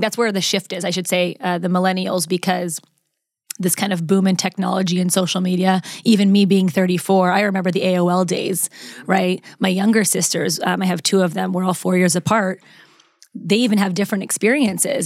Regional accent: Las Vegas, Nevada, United States; moved away as an adult; now in Los Angeles, United States; I was actually born and raised in Las Vegas

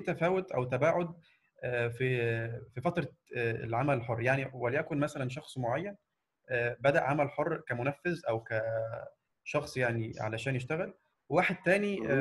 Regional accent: Egypt; من مصر

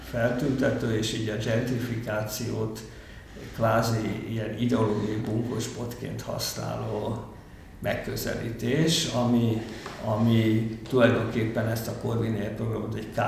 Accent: Budapest, Hungary; itt a Józsefvárosban, és én ezt nagyon közelről követtem nyomon, hogy így születtem, éltem egész életemben, ide jártam általános iskolába, még középiskolába is ide jártam, mert a fazekas gimnázium itt volt.

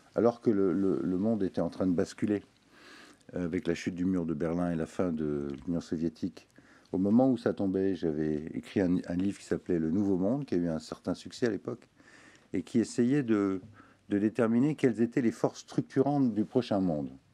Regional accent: Tunisia; now in France; en Tunisie, qui est quand même mon pays natal

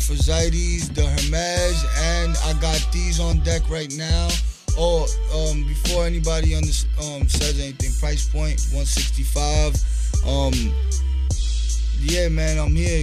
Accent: New York, United States; I'm from New York

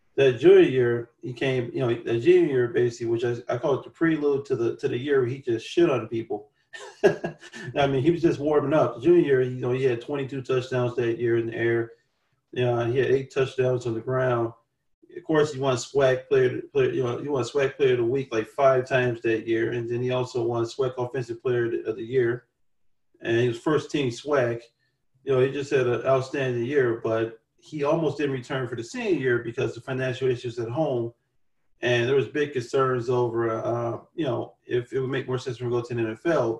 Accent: Chicago, Illinois, United States; being a Chicagoan

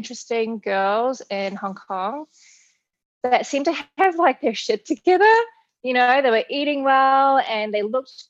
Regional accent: New Zealand; moved away as an adult; also born or lived in Australia; now in United States; I was born in New Zealand, if you can't tell from the accent. I moved to Australia when I was 19 years old

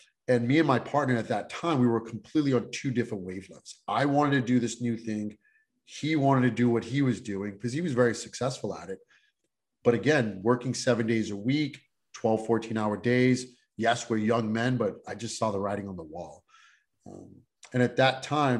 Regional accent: New York City, New York, United States; I grew up in Brooklyn, New York

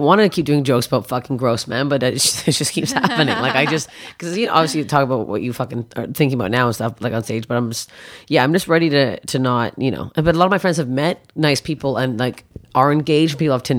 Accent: Canada; as a Canadian.

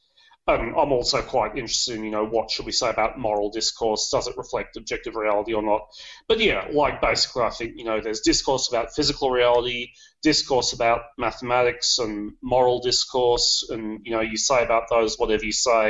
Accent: Sydney, New South Wales, Australia; accent: a bit of British accent; moved away as an adult; also born or lived in England / China / Germany; now in Netherlands; I was born in Sydney. Most of my life I lived in Sydney, although I have also worked in China and Germany. You can probably notice a bit of British accent there, like that's because I lived in UK when I was a kid for a little while.

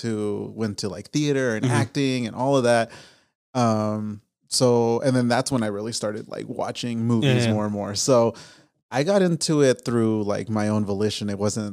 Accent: Las Vegas, Nevada, United States; born or raised there

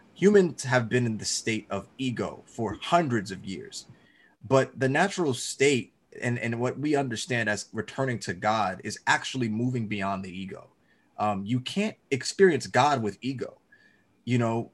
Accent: Georgia, United States; I'm from Georgia.

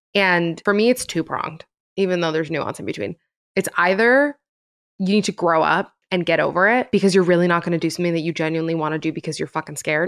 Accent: Miami, Florida, United States; moved away as an adult; now in Los Angeles, United States; I'm from Miami.

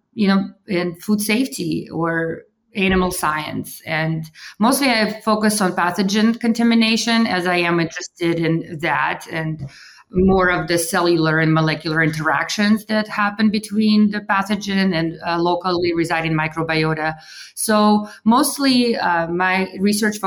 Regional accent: Russia; moved away; also born or lived in Kansas; I'm originally from Russia. And so I was raised there during perestroika

